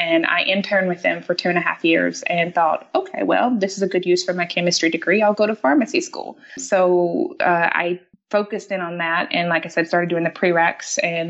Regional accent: the South, United States; accent: Southern; Oh, and if you can probably tell, I have an accent because I am from the South, so I'm a Southern girl.

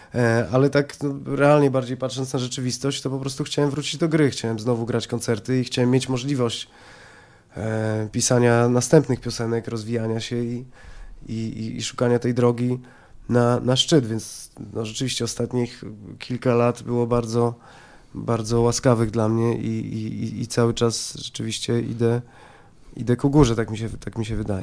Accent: Poland; jestem z Polski, jestem Polakiem

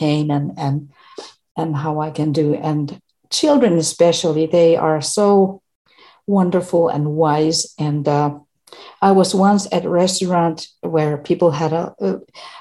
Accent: Finland; English is a second language; I am from Finland.

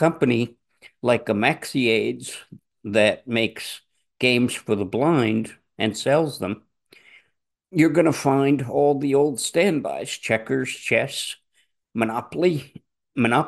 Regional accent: New Jersey, United States; Where I grew up in New Jersey, it was open territory. I lived in the middle section of New Jersey

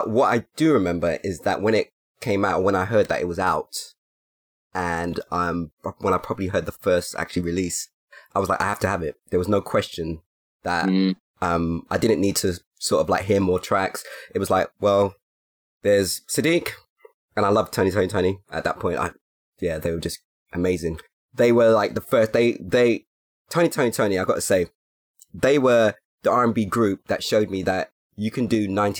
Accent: London, United Kingdom; I come from Hackney

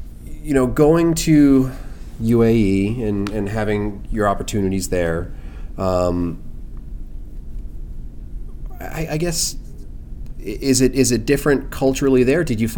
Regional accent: United States; as an American, culturally, I've never been to the Middle East.

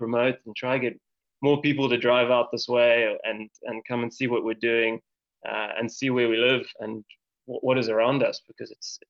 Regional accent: Cape Town, Western Cape, South Africa; moved away as an adult; now in Maun, Botswana; I grew up in Cape Town. I lived in Cape Town for most of my life. And I've only been up here in Maun for just over a year and a half now.

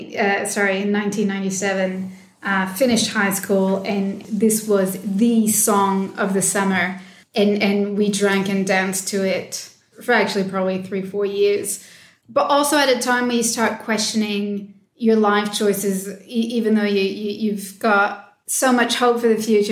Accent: Montreal, Quebec, Canada; my hometown, Montreal

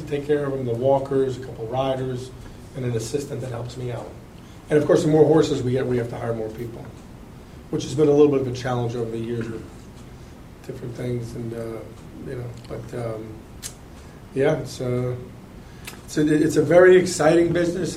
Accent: New York, United States; moved away as an adult; now in Kentucky, United States; I grew up in New York

